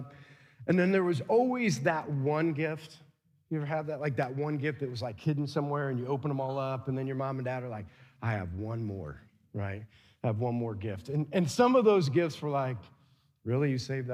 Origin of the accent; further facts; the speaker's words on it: Adams Central, Indiana, United States; we had cousins from South Adams, and we're from Adams Central